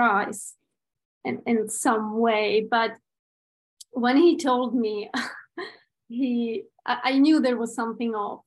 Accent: Prague, Czechia; I'm from Czech Republic, from Prague

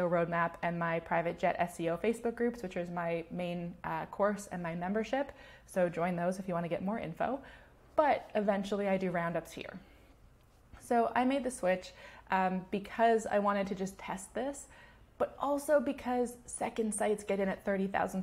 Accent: Canada; I'm Canadian

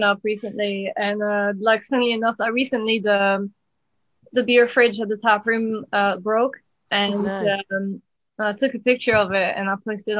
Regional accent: near Chimay, Wallonia, Belgium; moved away as an adult; now in United Kingdom; I'm from Belgium. I'm from the southwest. So the French-speaking side of Belgium. I'd say the closest breweries to where I'm from are Dupont, and I grew up really close to Chimay.

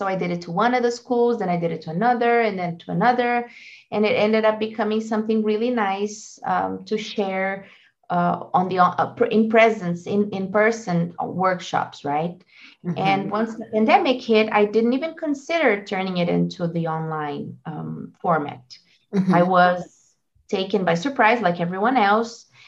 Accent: Brazil; English is a second language; also born or lived in United States; I'm from Brazil

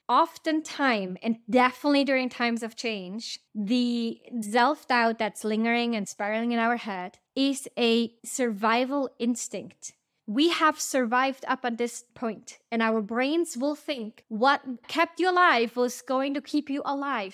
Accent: Switzerland; now in United States; I'm right now recording this episode from my hometown, we are spending a bit of time near my parents' house in Switzerland

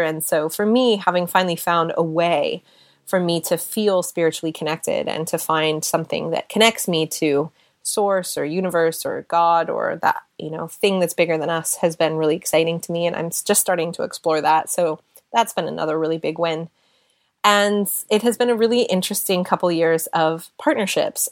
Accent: United States; moved away as an adult; also born or lived in Seattle / California / London, United Kingdom; now in United Kingdom; being an American living in Europe

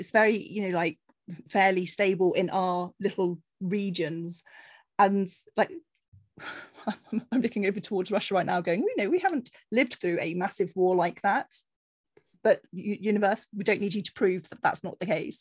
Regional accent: Cornish fishing village, South West England, United Kingdom; moved away; I grew up on a very sheltered Cornish fishing village, you know, there was very little diversity at all in my hometown. So I was very keen to move out

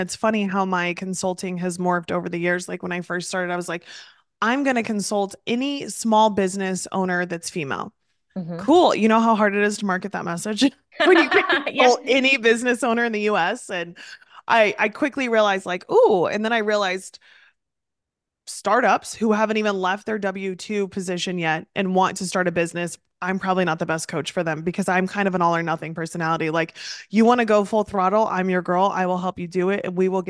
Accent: Midwest, United States; now in East Coast, United States; So I also am originally from the Midwest, moved to the East Coast

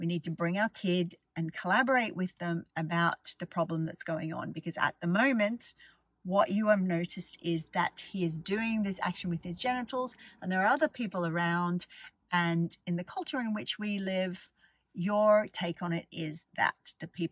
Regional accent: Australia; I grew up in Australia.

